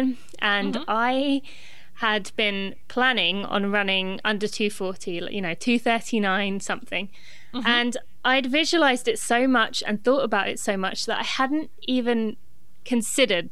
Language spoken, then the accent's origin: English; England, United Kingdom; moved away as an adult; now in Lexington, United States; I am from Great Britain, but I actually live in the US. I live in Lexington, Kentucky